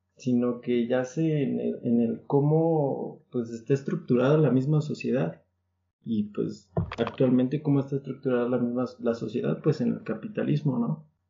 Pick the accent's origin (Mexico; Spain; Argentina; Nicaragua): Mexico; somos mexicanos